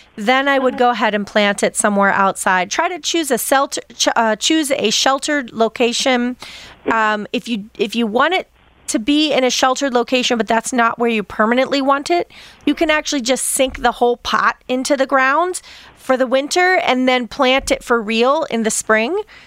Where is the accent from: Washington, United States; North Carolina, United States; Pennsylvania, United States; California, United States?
Pennsylvania, United States; I grew up in Pennsylvania, Dutch territory